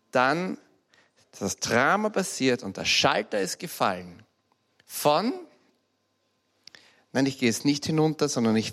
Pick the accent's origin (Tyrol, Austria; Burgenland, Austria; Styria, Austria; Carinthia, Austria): Styria, Austria; Graz; Wie ich zehn, elf oder zwölf Jahre alt war, sind meine Eltern von Graz, ich bin Steirer, gezogen in einen kleinen Vorort. Ein wunderschöner alter Vorort, heißt St. Radigund